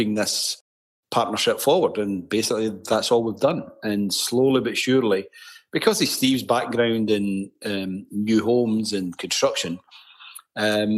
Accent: Scotland, United Kingdom; accent: Scottish; moved away as an adult; now in Canada; in God's country, Scotland, they talk their own dialect just to be different from the rest of the UK

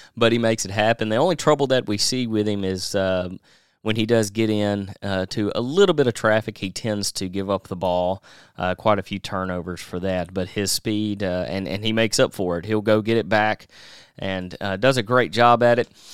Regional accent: Nashville, Tennessee, United States; my hometown of Nashville

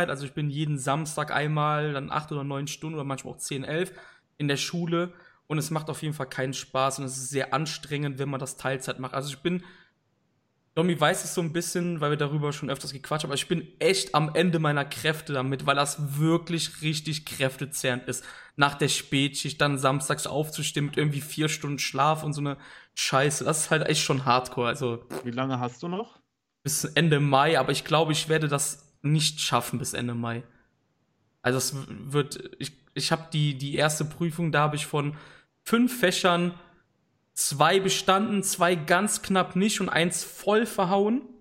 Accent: Cologne, North Rhine-Westphalia, Germany; ich bin aus Köln und da ist natürlich jetzt Ausnahmezustand seit Donnerstag, weil es ist Karneval, der faste Lorwind, wie wir in Köln sagen.

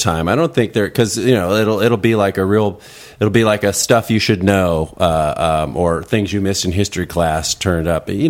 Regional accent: Midwest, United States; I'm from the Midwest.

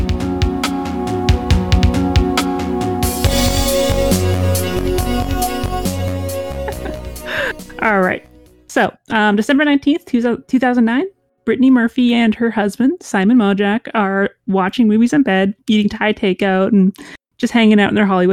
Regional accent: Canada; We're Canadian

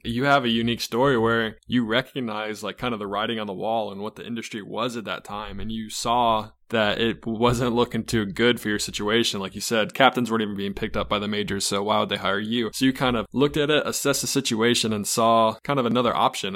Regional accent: Charlotte, North Carolina, United States; I'm an East Coast kid, so I grew up in Charlotte my whole life

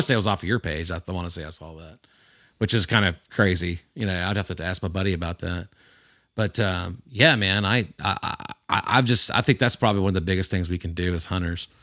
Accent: Houston County, Georgia, United States; this is my home. This is where I grew up. I grew up hunting in Houston County.

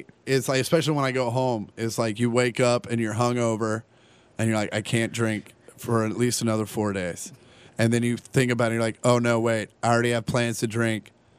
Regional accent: Kansas, United States; And I'm from Kansas

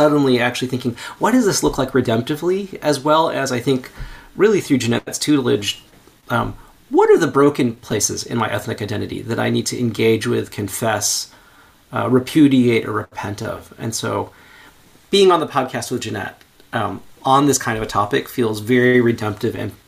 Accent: United States; They immigrated here to the United States, where I was born

